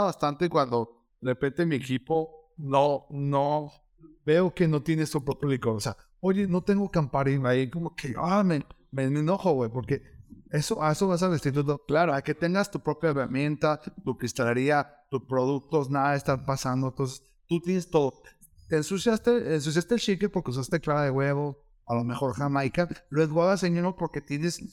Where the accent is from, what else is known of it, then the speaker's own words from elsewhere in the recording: León, Guanajuato, Mexico; yo soy del León